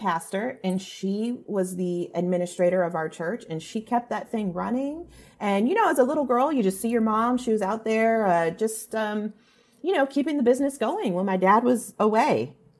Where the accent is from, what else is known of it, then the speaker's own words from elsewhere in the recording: California, United States; I grew up in Orange County, California.